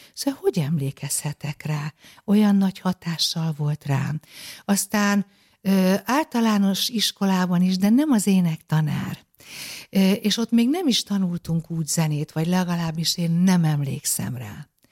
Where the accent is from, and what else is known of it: Budapest, Hungary; born or raised there